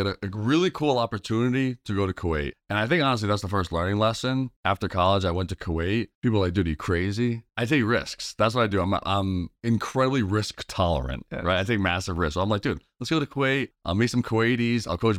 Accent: Massachusetts, United States; I'm a Mass guy. I grew up in Mass. I was a basketball dude forever.

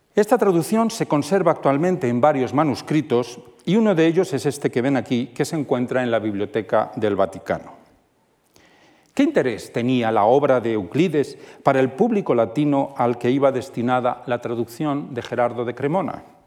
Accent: Toledo, Castilla-La Mancha, Spain; siendo toledano como soy

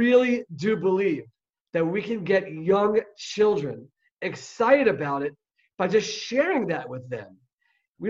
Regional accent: Silver Spring, Maryland, United States; now in Israel; growing up in Silver Spring, Maryland, I went to a Jewish day school

